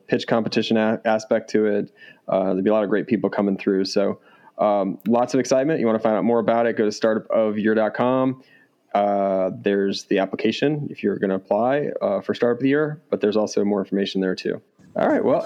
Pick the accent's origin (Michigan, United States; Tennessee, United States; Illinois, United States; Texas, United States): Illinois, United States; I'm from Illinois